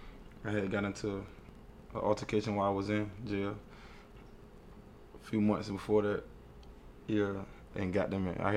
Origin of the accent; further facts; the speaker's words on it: Portsmouth, Virginia, United States; I'm from Portsmouth and I'm 23 years old.